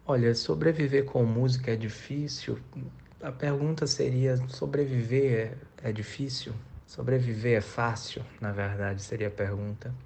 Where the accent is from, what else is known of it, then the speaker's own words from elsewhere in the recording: Recife, Pernambuco, Brazil; now in São Paulo, Brazil; Eu nasci em Recife, Pernambuco e escolhi morar